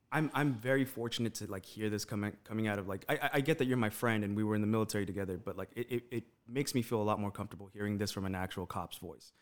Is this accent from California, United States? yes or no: yes; Los Angeles, California, United States; moved away as an adult; now in Las Vegas, United States; growing up in East L